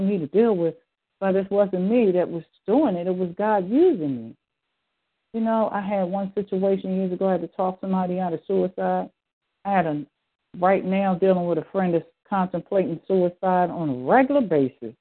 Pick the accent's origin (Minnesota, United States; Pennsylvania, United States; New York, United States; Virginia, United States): Pennsylvania, United States; Philadelphia; at the age of 9 when I was growing up in Philadelphia.